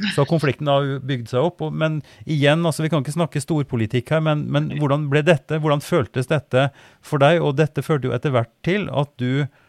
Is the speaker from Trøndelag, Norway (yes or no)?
yes; Oppdal, Trøndelag, Norway; moved away; der jeg ble født og vokste opp i Oppdal